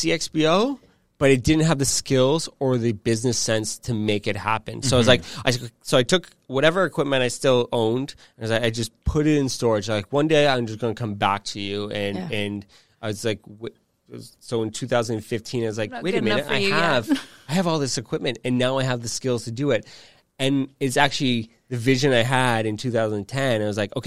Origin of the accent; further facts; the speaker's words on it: Burlington, Ontario, Canada; moved away as an adult; now in Toronto, Canada; I'm originally from Burlington, but I've lived in Toronto. I'm almost 40. Mm-hmm. I lived in Toronto since I was 18